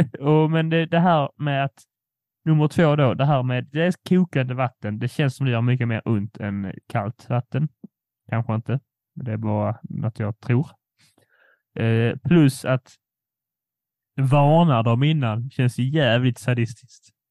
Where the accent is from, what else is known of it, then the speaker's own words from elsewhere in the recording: Poland; jag är polack